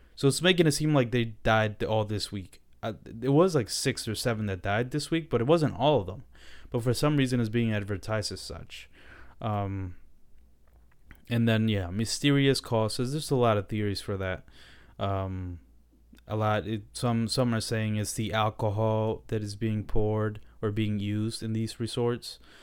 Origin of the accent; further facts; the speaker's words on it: Dominican Republic; I was born in the Dominican Republic